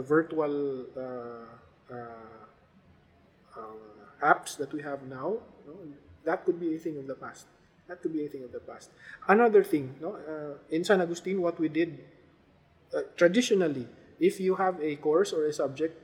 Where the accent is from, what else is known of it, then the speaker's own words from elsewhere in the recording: Philippines; as a Filipino citizen